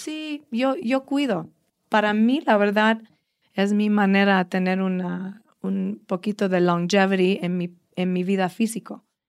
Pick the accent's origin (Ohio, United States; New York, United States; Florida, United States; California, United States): New York, United States; New York City; Spanish is a second language; moved away as an adult; now in Mexico; Pues soy americana. Yo nací en uh, Brooklyn, New York.